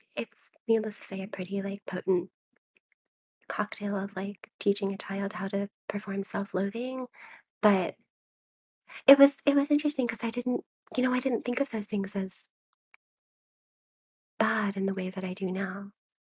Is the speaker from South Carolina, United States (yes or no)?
yes; Charleston, South Carolina, United States; I'm from Charleston, South Carolina. And so my library was in South Carolina